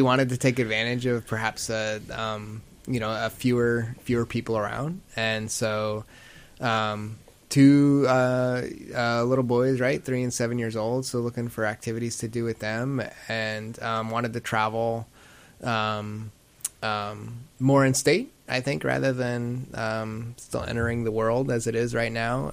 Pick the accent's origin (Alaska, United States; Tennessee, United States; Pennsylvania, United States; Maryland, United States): Alaska, United States; Kenai; also born or lived in Anchorage; I grew up in Kenai